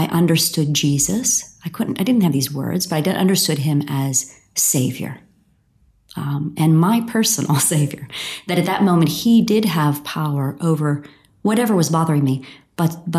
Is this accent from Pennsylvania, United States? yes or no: yes; outside of Pittsburgh, Pennsylvania, United States; I grew up outside of Pittsburgh, Pennsylvania, in the U.S., and in a small town